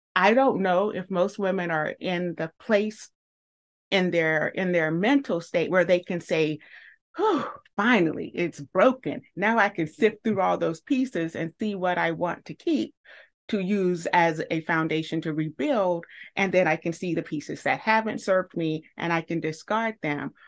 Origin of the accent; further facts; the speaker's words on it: the South, United States; a southerner